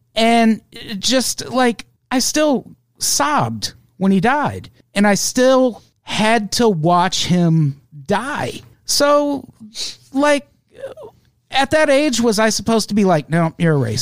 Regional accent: Illinois, United States; moved away; I grew up in Illinois

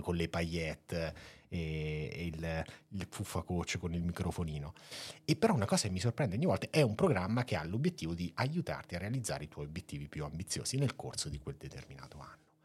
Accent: Marche, Italy; io tendo ad esserlo un po' troppo da marchigiano

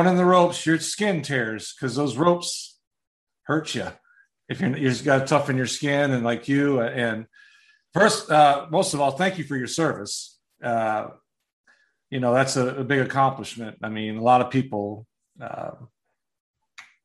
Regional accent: Wisconsin, United States; I'm from Wisconsin

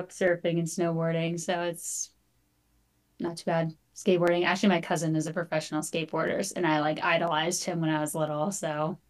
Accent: Santa Monica, California, United States; I grew up like Santa Monica, Pacific Palisades area.

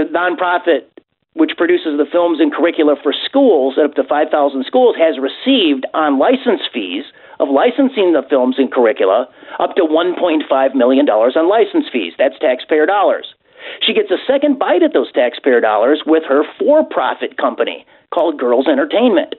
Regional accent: Illinois, United States; I'm from Illinois

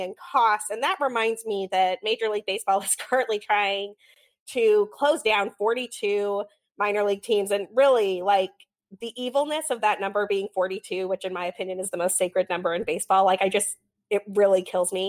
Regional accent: Utah, United States; moved away; where I live and where I grew up in Utah

